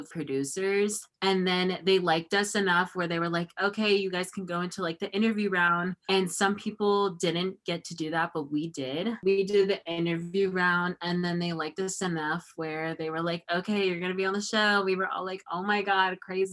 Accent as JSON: {"language": "English", "town": "Temecula", "region": "California", "country": "United States", "tie": "born or raised there", "also_born_or_lived": "Orange, California", "said": "So now I've lived in Temecula, where I'm from, Temecula, California. It's been like, I've been here since I was like 6 or 7 years old"}